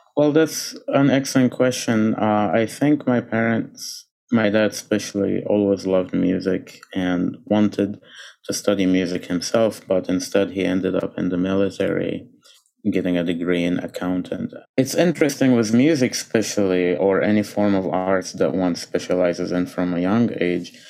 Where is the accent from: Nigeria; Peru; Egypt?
Egypt; moved away as an adult; now in United States; I was born and grew up a Coptic Christian in, in Egypt.